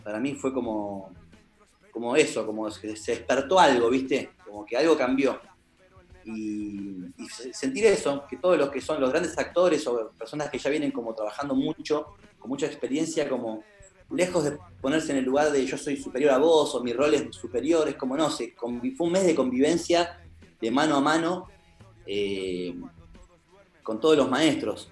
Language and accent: Spanish; Buenos Aires, Argentina; yo soy de Buenos Aires